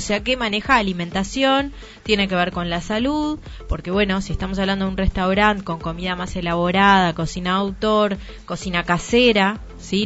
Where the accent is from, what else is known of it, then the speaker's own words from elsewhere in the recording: Uruguay; Yo, por ejemplo, tengo doble nacionalidad, soy uruguaya y soy italiana.